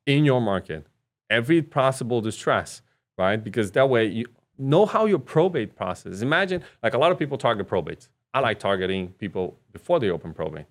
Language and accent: English; Brazil; moved away; I was raised in Brazil